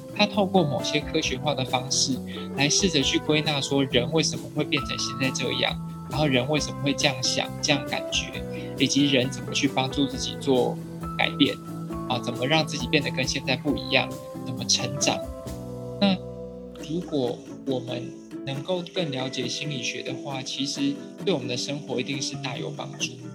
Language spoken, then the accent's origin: Chinese; Taiwan; 我们台湾人